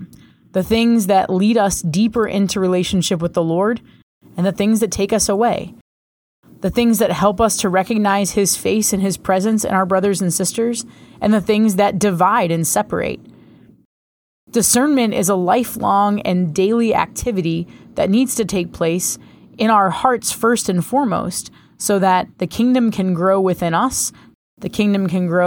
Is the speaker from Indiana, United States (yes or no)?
no; Rhode Island, United States; I grew up in Rhode Island